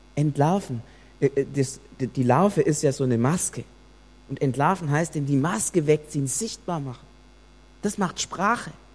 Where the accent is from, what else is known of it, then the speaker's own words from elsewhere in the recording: Germany; Es hat uns getroffen als Deutsche